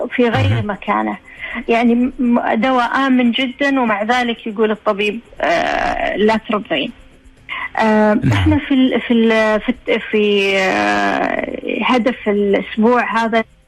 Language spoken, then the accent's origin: Arabic; Saudi Arabia; احنا عندنا في السعودية